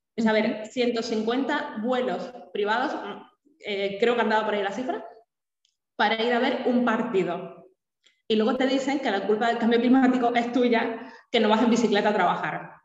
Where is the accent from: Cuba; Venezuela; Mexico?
Cuba; born or raised there; now in Spain